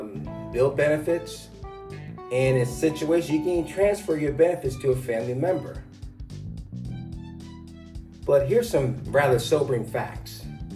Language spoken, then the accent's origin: English; New Jersey, United States; now in Florida, United States; back in my home state of New Jersey